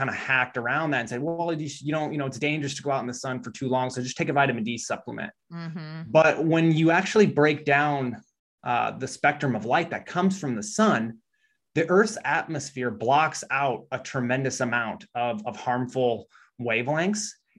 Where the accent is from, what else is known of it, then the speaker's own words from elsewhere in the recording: Midwest, United States; and I'm from the Midwest, so you hadn't really heard a lot about that stuff.